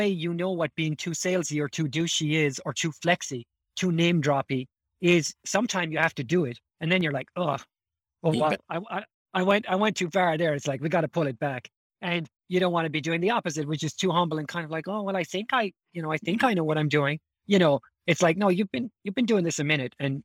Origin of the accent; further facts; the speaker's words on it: Ireland; moved away; coming from Ireland